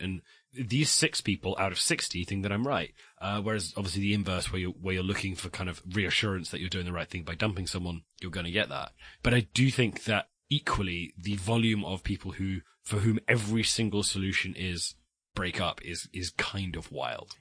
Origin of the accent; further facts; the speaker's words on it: West Country, South West England, United Kingdom; I'm from the West Country. We speak very fast